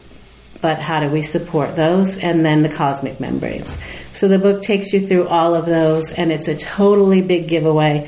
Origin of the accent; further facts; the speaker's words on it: United States; I'm not Italian, so I'm also, you know, I'm American.